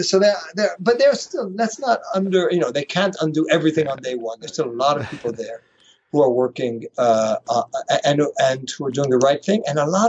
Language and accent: English; France; also born or lived in New York, United States; born in New York. And then early on, my father moved to Paris with all of us. He's a journalist. So I grew up in France. So a very international upbringing.